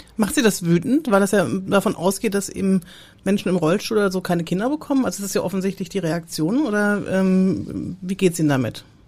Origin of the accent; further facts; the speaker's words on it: Southern Germany, Germany; ich als Süddeutsche